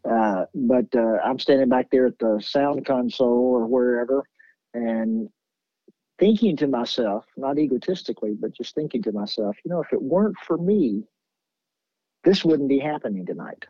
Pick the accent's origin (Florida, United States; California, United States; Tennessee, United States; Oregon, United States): Tennessee, United States; Nashville; I was born and raised in Nashville